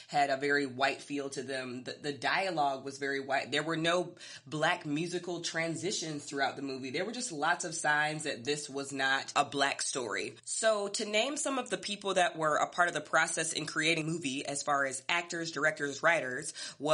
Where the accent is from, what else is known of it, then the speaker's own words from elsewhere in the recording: United States; as a Black American